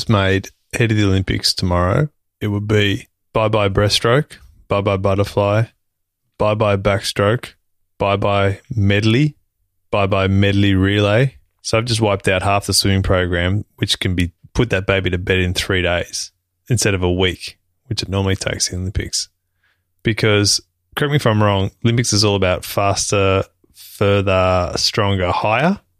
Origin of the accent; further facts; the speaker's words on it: Australia; being an Australian citizen